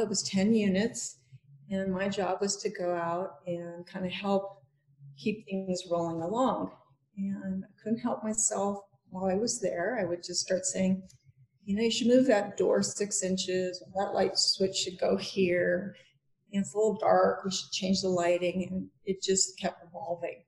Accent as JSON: {"language": "English", "town": "Denver", "region": "Colorado", "country": "United States", "moved": "as an adult", "lives_now": "Aspen, United States", "said": "I'm from Denver originally."}